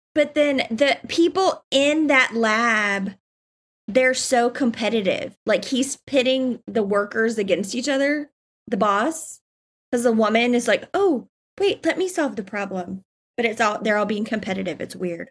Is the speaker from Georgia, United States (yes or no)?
yes; South Georgia, United States; I'm from Georgia, like South Georgia, and so, and my family's from Georgia and Alabama